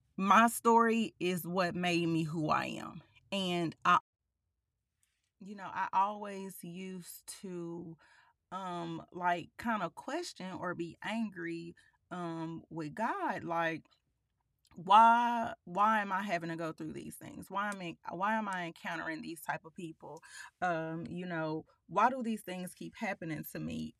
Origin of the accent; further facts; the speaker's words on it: Pine Bluff, Arkansas, United States; moved away; I was born in Palm Bluff, um, we lived there until I was going into the eighth grade